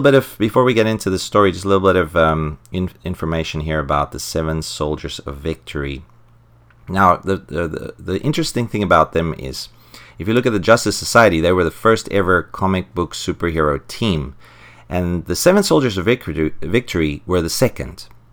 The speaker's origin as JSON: {"language": "English", "country": "South Africa", "said": "I'm from South Africa"}